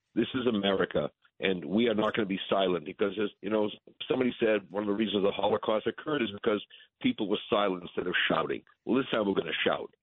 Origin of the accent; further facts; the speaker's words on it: New England, United States; I'm from New England